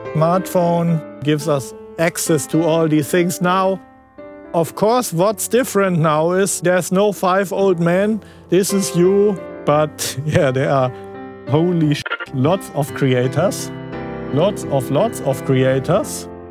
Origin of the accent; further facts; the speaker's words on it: Frankfurt, Hesse, Germany; I was from Frankfurt area